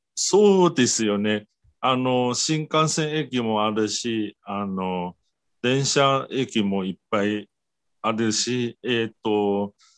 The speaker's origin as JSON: {"language": "Japanese", "country": "Taiwan", "tie": "born or raised there", "second_language": "Japanese", "said": "私が台湾出身"}